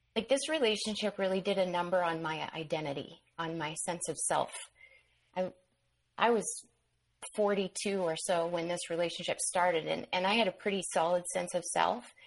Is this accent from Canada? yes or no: yes; Manitoba, Canada; I ended up back in on the prairies in Manitoba